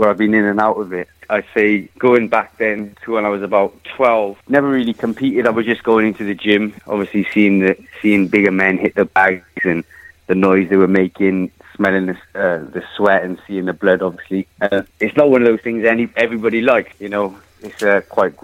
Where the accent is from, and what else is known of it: Wales, United Kingdom